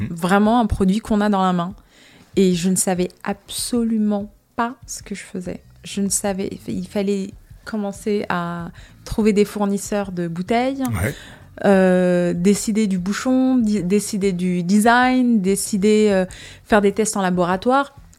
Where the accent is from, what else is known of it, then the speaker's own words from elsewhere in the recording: Casablanca, Casablanca-Settat, Morocco; also born or lived in United States; now in France; je viens de Casablanca, donc tout de suite c'est la grande ville